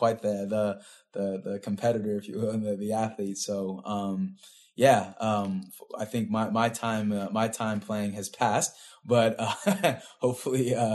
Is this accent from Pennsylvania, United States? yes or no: no; Pasadena, California, United States; Born and raised in Pasadena